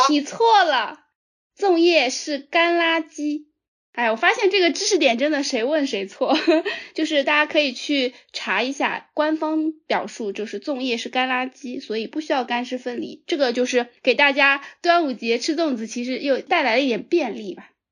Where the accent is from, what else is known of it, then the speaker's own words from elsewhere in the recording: Jiangsu, China; 我作为一个江苏人